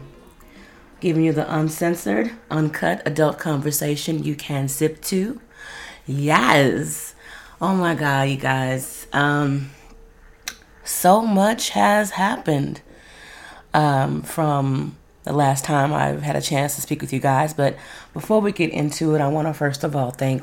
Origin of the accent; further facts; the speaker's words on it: Dallas, Texas, United States; Oak Cliff, that's my hood